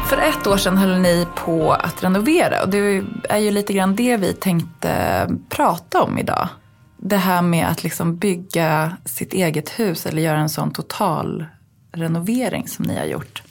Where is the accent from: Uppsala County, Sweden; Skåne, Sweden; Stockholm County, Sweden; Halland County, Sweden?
Uppsala County, Sweden; Uppsala; moved away; jag kommer ju från Uppsala